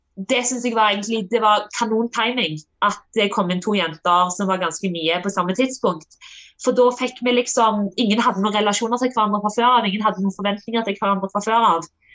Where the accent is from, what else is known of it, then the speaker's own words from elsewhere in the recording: Norway; moved away; also born or lived in Denmark; når jeg var hjemme i Norge som junior